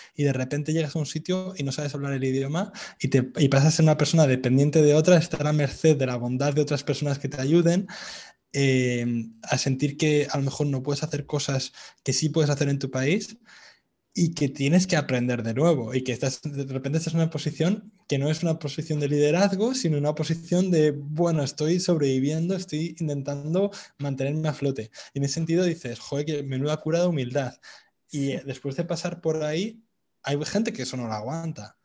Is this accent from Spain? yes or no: yes; Madrid, Community of Madrid, Spain; moved away as an adult; also born or lived in England; now in Vietnam; en Madrid, de donde yo soy